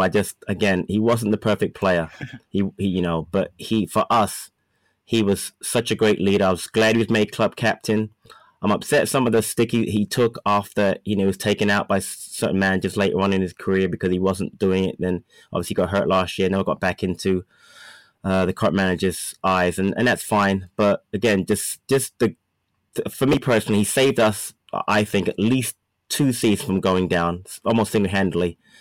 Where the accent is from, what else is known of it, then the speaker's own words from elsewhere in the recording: London, United Kingdom; moved away; grew up in England. I lived in Thornton Heath, and I used to go to all the matches of the academy